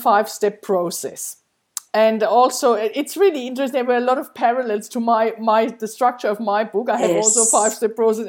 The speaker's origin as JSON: {"language": "English", "country": "Germany", "second_language": "English", "moved": "as an adult", "said": "When we came here from Germany 7 years ago, I had to let go of so many things, but starting from our house and the cars and everything, my friends, my family and everything."}